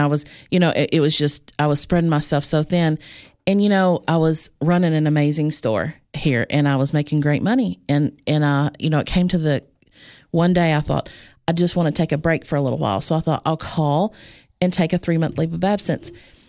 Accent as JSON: {"language": "English", "town": "Cookeville", "region": "Tennessee", "country": "United States", "tie": "born or raised there", "said": "I did. I was, I'm from Cookeville."}